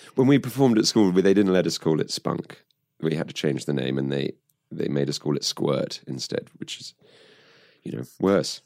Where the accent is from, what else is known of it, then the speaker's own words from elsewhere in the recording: United Kingdom; I grew up just outside of London